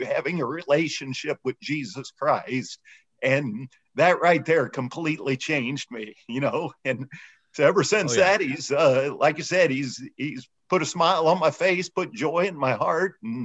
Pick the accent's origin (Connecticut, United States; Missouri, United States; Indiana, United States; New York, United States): Missouri, United States; St. Charles; I grew up in St. Charles, Missouri, just outside of St. Louis